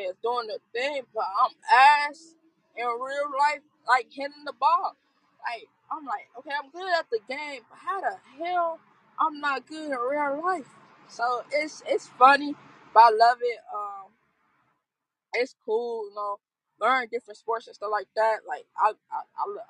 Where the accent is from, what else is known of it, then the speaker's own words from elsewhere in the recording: Chicago, Illinois, United States; I'm from South Side Chicago